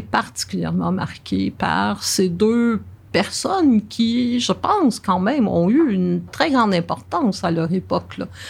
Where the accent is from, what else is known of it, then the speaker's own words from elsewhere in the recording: Verdun, Quebec, Canada; Je suis née vraiment à Verdun et j'ai vraiment grandi à Verdun